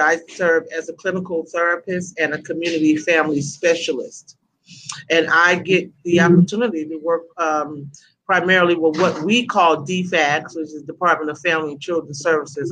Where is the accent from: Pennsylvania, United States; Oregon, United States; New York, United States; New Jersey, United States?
New York, United States; New York City; moved away as an adult; now in Atlanta, United States; I am originally from Brooklyn, New York. Uh, that's where I was born, that's where I was raised. I've been in Atlanta, Georgia, where I am now. I've been in Atlanta for close to 30 years